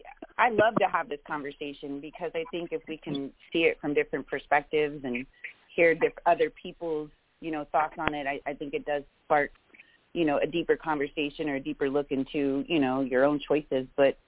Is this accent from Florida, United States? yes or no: yes; West Palm Beach, Florida, United States; I am originally from South Florida. I was born and raised about in West Palm Beach, so about 2 hours north of Miami, very diverse upbringing, which I love.